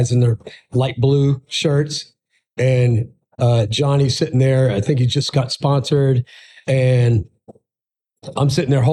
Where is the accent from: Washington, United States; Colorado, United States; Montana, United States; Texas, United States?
Texas, United States; Pasadena; also born or lived in Orlando, Florida; I was born in Orlando, Florida, moved to Texas when I was 10